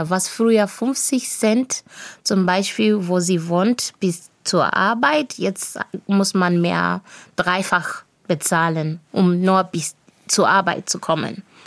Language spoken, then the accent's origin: German; Bulawayo, Zimbabwe; first language Shona; German is a second language; moved away as an adult; also born or lived in Villingen-Schwenningen, Germany; now in Riegel am Kaiserstuhl, Germany; Und ich spreche auch in Debele, dadurch, dass ich in Bulawayo aufgewachsen bin.